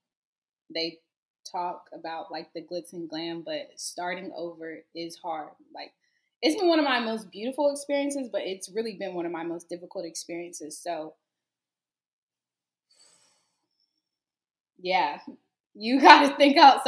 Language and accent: English; Greensboro, North Carolina, United States; moved away as an adult; now in Houston, United States; I'm from Greensboro, so I would consider that a city